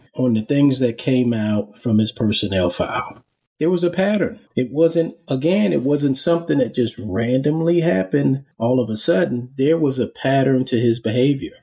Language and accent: English; Charleston, South Carolina, United States; I'm originally from Charleston. Um, I grew up there